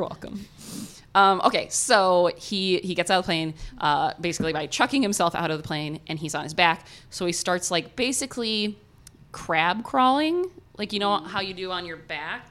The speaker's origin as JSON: {"language": "English", "region": "Ohio", "country": "United States", "accent": "American Ohio", "said": "my American Ohio accent"}